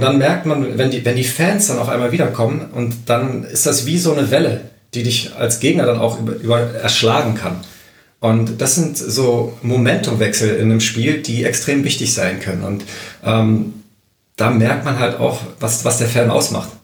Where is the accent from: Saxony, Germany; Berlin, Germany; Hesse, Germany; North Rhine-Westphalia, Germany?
Berlin, Germany; moved away; also born or lived in Aachen; da ich ja gebürtiger Berliner bin